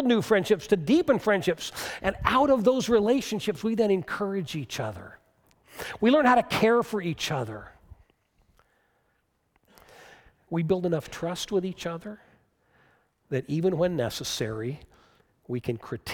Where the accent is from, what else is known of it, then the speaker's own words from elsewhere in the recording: United States; American Christians